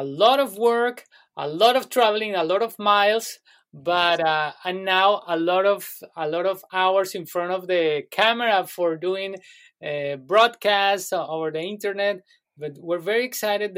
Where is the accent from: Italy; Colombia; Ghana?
Colombia; now in United States; I was born in Colombia. Now I'm a naturalized citizen